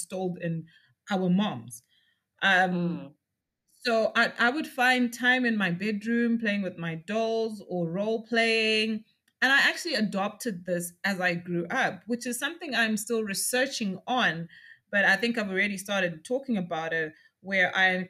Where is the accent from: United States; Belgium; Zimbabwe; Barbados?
Zimbabwe; Lowveld; I grew up out in the Lowveld and I was out on the sugarcane estates.